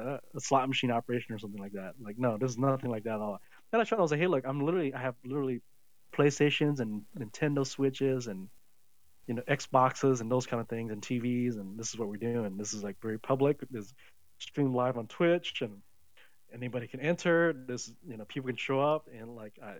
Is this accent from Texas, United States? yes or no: no; Tennessee, United States; growing up in Tennessee